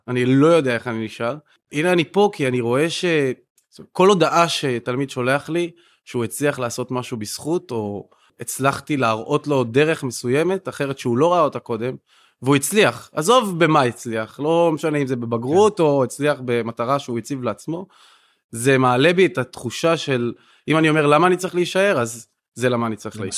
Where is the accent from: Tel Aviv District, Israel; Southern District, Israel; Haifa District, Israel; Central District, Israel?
Haifa District, Israel; Kiryat Yam; אני ילד פריפריה גדלתי והתחנכתי בקריית ים